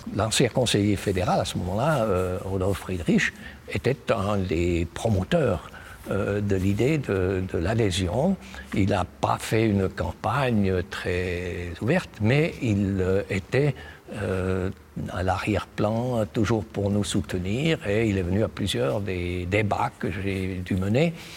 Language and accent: French; Switzerland; notre pays